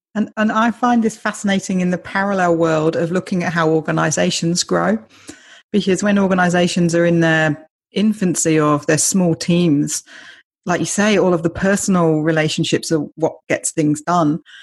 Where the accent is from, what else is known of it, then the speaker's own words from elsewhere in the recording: United Kingdom; I'm British